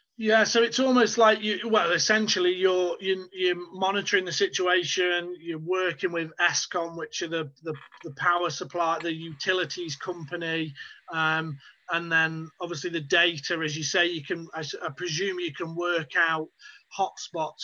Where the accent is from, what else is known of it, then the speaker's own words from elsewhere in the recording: United Kingdom; as someone who's British